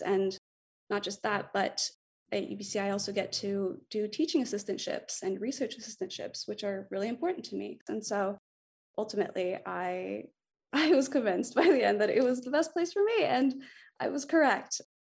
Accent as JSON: {"language": "English", "town": "Montreal", "region": "Quebec", "country": "Canada", "moved": "as an adult", "lives_now": "Vancouver, Canada", "said": "I'm from Montreal. I now live in Vancouver"}